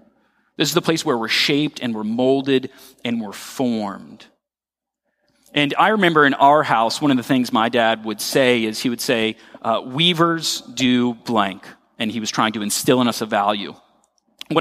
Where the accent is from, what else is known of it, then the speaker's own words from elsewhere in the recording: Royal Palm Beach, Florida, United States; moved away as an adult; where I grew up in Royal Palm Beach. I'm a Florida native.